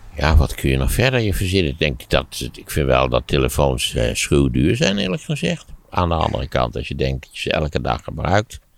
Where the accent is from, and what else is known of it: Netherlands